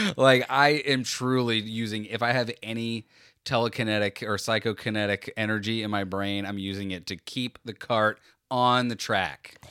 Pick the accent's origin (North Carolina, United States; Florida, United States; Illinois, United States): Florida, United States; we're from Florida